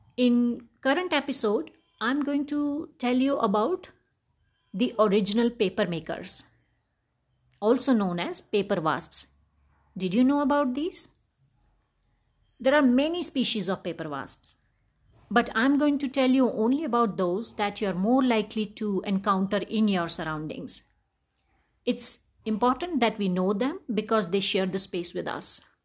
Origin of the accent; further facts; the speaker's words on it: Jammu, Jammu and Kashmir, India; I grew up in Jammu